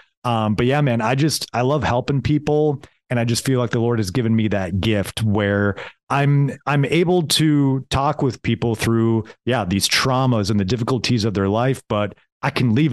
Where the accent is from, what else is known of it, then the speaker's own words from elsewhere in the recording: Foley, Minnesota, United States; I'm a guy from Foley, Minnesota